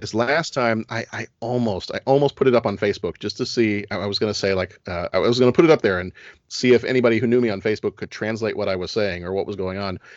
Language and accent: English; Texas, United States; now in Chicago, United States; I was born in Texas